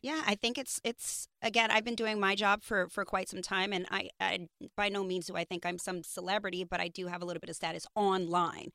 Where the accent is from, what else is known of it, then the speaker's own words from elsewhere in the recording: New York, United States; I grew up in New York